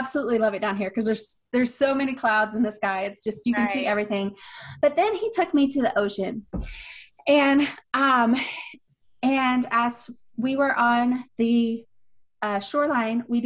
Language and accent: English; Atlanta, Georgia, United States; moved away as an adult; I'm from Atlanta, before moving down here